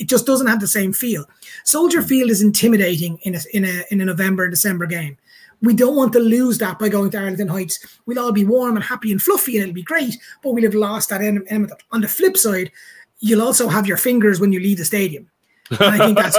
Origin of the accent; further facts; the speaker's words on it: Munster, Ireland; I'm from a place called Munster, which is a big province in Ireland